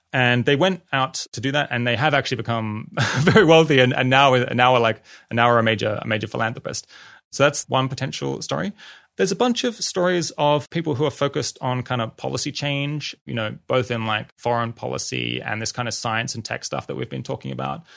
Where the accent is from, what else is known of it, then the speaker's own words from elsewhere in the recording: Australia; I grew up in Australia